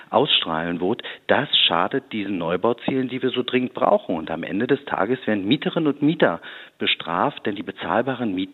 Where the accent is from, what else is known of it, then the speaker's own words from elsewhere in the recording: Berlin, Germany; weil ich bin ja nicht nur Oppositionsführer, sondern ich bin auch Berliner